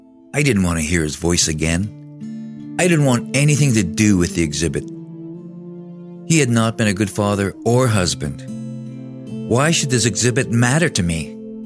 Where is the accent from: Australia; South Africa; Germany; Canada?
Canada; Tsimshian Nation, British Columbia; also born or lived in Prince Rupert, British Columbia; I'm First Nations from the Tsimshian Nation. I live in Prince Rupert, British Columbia.